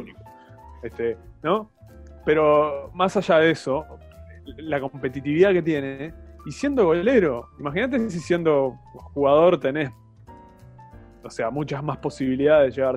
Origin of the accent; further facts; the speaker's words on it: Uruguay; como uruguayo